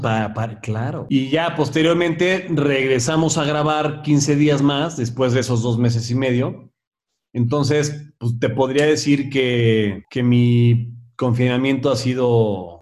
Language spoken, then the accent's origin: Spanish; Puebla, Mexico; now in Mexico City, Mexico; yo vivía en Puebla. Yo, yo nací en la Ciudad de México, pero muy chavito me fui a vivir a Puebla.